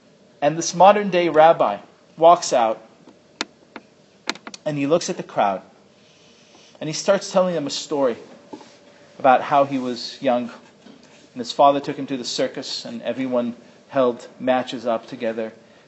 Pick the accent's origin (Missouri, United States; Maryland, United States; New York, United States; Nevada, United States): New York, United States; New York City; I come from New York City, where the synagogue you don't go to is just as important as the one you do go